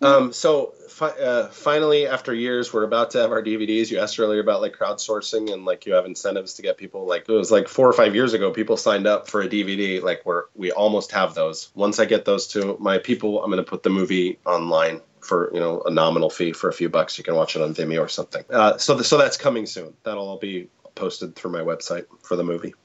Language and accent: English; Portland, Oregon, United States; I'm from Portland